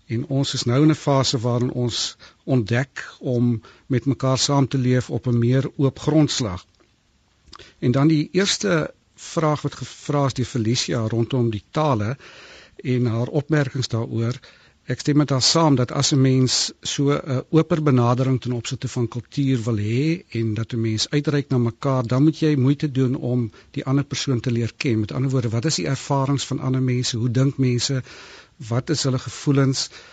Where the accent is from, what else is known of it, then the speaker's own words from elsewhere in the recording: South Africa; also born or lived in Cape; ons is as Suid-Afrikaners